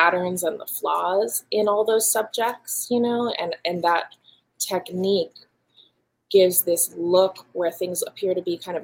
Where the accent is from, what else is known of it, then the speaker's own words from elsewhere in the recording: Hawaii, United States; moved away; my early childhood growing up in Hawaii on the volcano